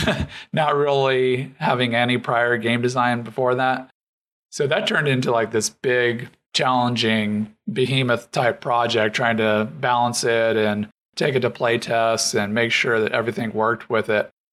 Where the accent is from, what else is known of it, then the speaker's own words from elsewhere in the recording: Arizona, United States; also born or lived in North Carolina; now in Atlanta, United States; I was born and raised in Arizona, and then I lived in North Carolina for a good while. But now I'm in Atlanta